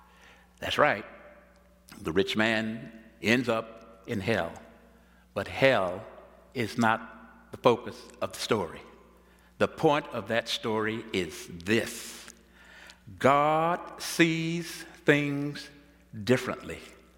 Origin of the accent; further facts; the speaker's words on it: Texas, United States; In my home state of Texas, the old black preachers used to say